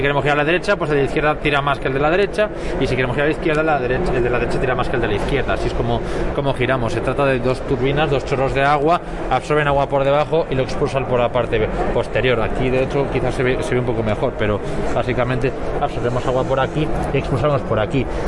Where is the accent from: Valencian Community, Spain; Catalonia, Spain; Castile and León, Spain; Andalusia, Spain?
Valencian Community, Spain; Valencia; nosotros somos de Valencia nacimos allí en Valencia, tenemos playa